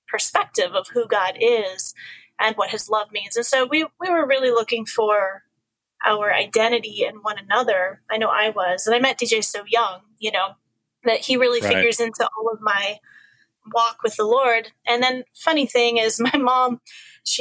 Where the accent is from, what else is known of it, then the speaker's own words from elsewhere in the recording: Alaska, United States; also born or lived in Washington; we moved to Alaska from Washington